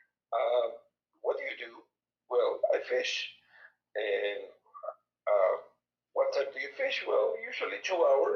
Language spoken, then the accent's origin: English; Guadalajara, Jalisco, Mexico; English is a second language; moved away as an adult; also born or lived in Mexico City; now in Hermosillo, Mexico; I was, as I said before, born and raised in Guadalajara